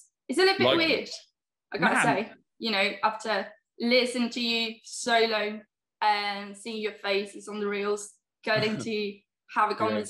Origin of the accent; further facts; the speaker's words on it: Spain; also born or lived in Seville, Spain; I'm actually Spanish.